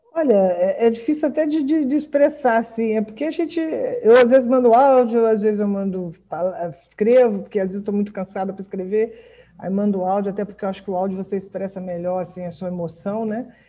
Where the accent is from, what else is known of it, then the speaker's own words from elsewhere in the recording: São Fidélis, Rio de Janeiro, Brazil; moved away as an adult; now in Macaé, Brazil; eu sou de São Fidélis